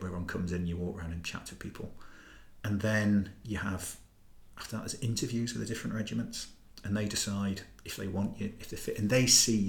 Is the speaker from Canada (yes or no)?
no; Gateshead, North East England, United Kingdom; moved away as an adult; also born or lived in Northumberland / Newcastle; I come from Newcastle, basically. I was born in Northumberland, but grew up mainly in sort of Gateshead.